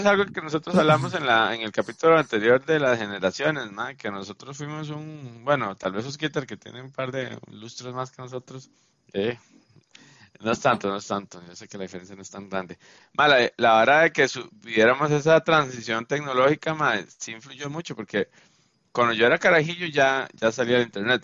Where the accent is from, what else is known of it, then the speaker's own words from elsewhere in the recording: San José, Costa Rica; yo estaba en el cole ahí en Chepe